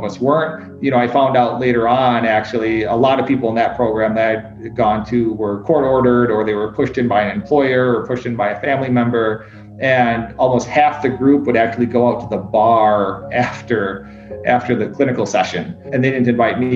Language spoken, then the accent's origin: English; Wisconsin, United States; also born or lived in Czech Republic / Turkey / Vietnam / China; now in Indianapolis, United States; Before I came to Indianapolis, I was in Chicago, and then I'm originally from Wisconsin